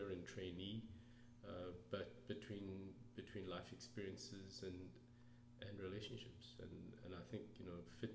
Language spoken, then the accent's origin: English; South Africa; moved away; I grew up in South Africa